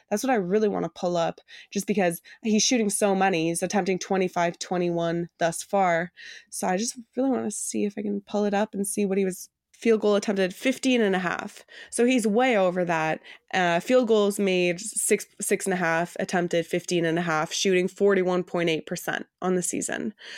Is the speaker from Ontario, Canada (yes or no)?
yes; Toronto, Ontario, Canada; I grew up in Toronto. I've lived here my entire life